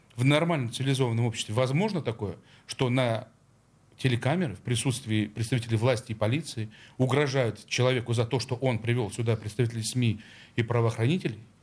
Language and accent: Russian; Saint Petersburg, Russia; Я, как петербуржец